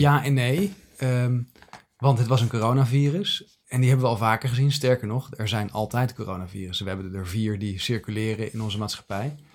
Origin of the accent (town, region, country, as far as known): Netherlands